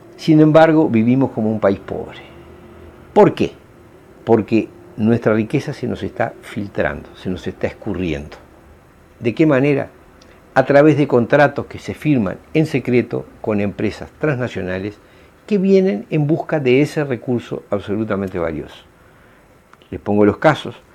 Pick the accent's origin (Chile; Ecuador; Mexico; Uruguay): Uruguay; como ciudadanos uruguayos